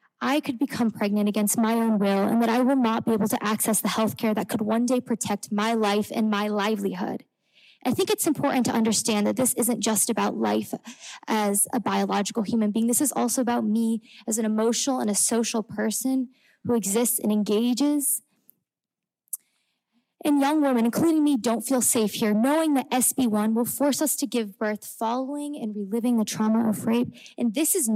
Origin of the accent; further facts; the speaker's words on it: Indiana, United States; moved away as an adult; I grew up in Indiana, attended high school just north of the city